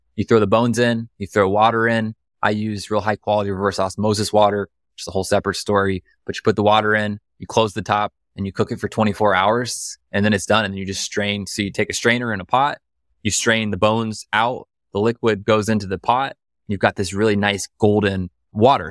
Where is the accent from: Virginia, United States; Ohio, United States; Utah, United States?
Ohio, United States; right outside Columbus, a small town in; now in Austin, United States; I'm from the Midwest, like, I'm from Ohio, you know, from a small town in Ohio